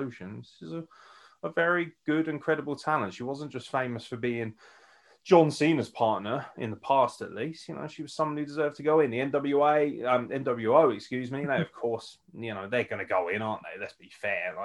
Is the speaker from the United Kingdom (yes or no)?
yes; United Kingdom; I'm British